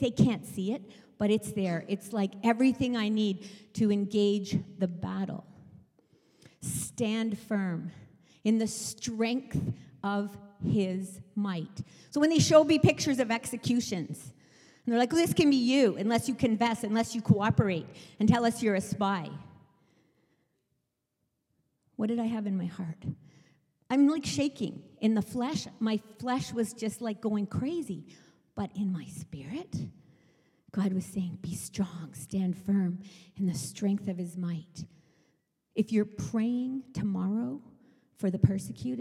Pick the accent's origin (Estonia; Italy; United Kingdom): United Kingdom; England; moved away; I was British. I was born in England.